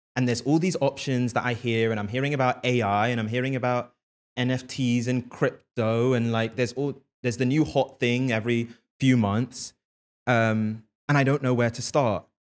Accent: London, United Kingdom; growing up in London

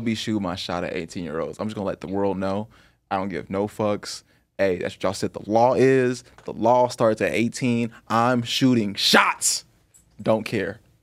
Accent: Chicago, Illinois, United States; I grew up in Chicago.

